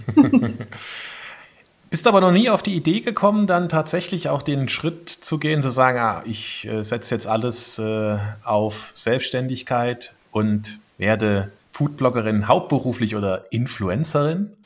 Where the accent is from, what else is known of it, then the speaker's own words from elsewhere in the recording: Saarland, Germany; now in Bavaria, Germany; als Saarländer